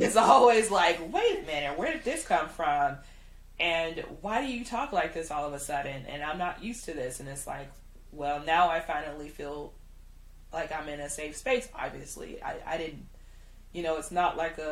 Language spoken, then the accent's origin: English; Chicago, Illinois, United States; I used to work in downtown Chicago. I was in the fashion industry since I was 15